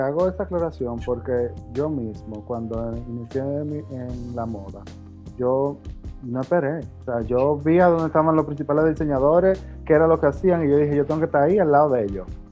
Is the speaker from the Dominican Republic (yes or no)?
yes; Mao, Valverde, Dominican Republic; moved away; yo era soy de Mao y que yo llegué de Mao